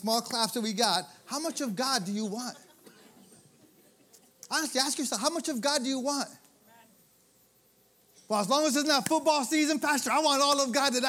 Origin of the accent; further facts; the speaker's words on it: Michigan, United States; moved away; I'm from Michigan